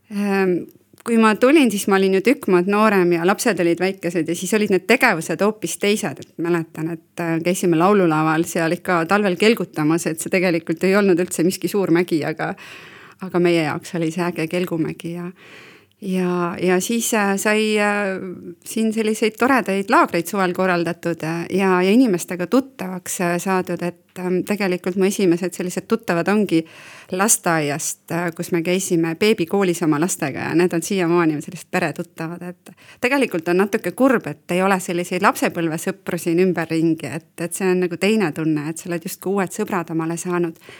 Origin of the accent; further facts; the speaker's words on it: Valga County, Estonia; now in Põltsamaa, Estonia; mina olen Valgamaalt siia sisse tulnud